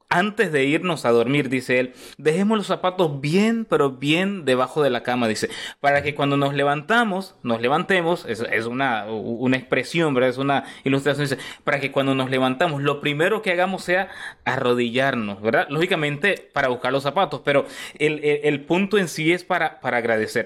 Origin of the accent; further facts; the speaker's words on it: Costa Rica; also born or lived in Nicaragua; now in Houston, United States; soy nicaragüense, criado en Costa Rica, eh, vivo en Estados Unidos, en Houston, Texas